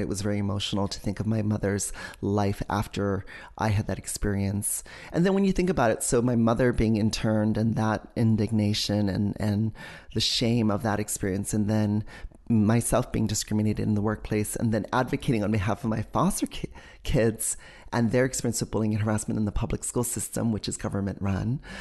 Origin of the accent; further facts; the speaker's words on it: Hawaii, United States; moved away as an adult; also born or lived in New York City; When you're growing up in Hawaii